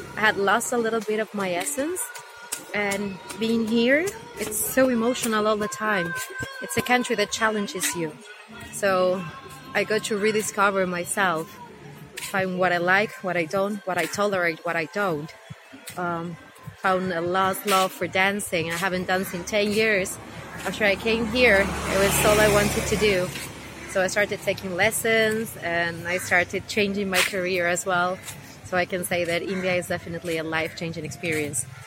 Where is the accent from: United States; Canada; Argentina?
Argentina; first language Spanish; English is a second language; I'm from Argentina. My mother tongue is Spanish.